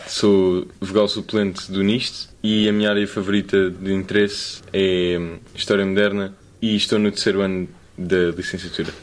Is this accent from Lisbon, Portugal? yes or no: yes; Lisbon, Portugal; sou daqui de Lisboa